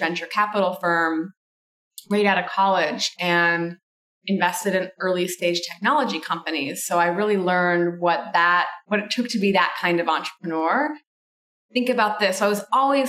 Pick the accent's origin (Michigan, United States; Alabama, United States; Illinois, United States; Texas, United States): Michigan, United States; I grew up in Michigan and my family kind of originated from Italy.